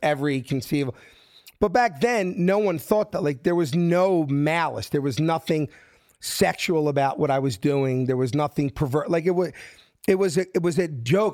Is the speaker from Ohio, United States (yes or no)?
no; Philadelphia, Pennsylvania, United States; moved away as an adult; I'm from South Philly